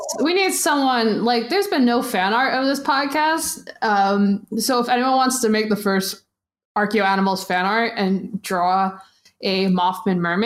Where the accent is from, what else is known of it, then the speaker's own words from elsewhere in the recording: New York, United States; as a New Yorker